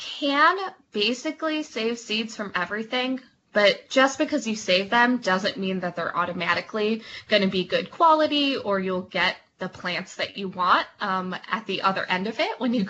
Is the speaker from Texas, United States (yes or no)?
no; Michigan, United States; I'm from Michigan